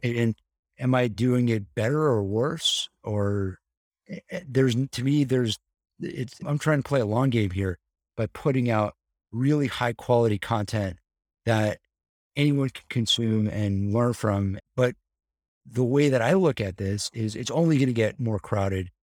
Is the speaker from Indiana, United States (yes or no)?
no; Encino, California, United States; I grew up very close to the Jackson compound